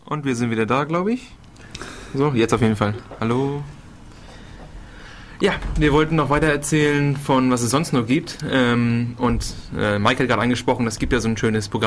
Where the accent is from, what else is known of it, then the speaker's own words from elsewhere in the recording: Northern Germany, Germany; ich komme halt aus dem Norden.